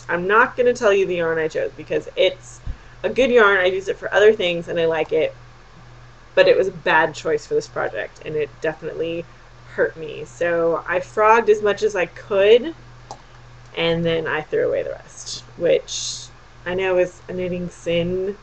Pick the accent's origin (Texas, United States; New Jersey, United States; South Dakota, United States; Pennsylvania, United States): Texas, United States; I'm from Texas.